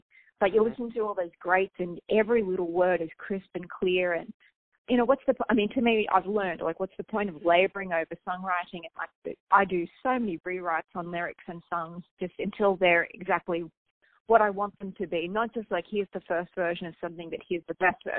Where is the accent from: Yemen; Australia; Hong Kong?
Australia; moved away as an adult; now in United States; I'm obviously Australian